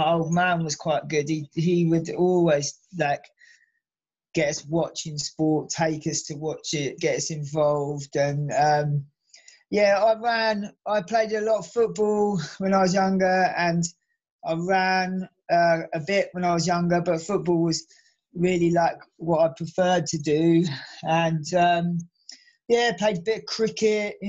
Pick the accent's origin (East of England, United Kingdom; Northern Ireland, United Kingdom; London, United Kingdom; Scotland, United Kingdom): East of England, United Kingdom; Suffolk-Essex border; also born or lived in Norwich, Norfolk; now in Brighton, United Kingdom; I grew up in like the edge of Suffolk, kind of Suffolk Essex border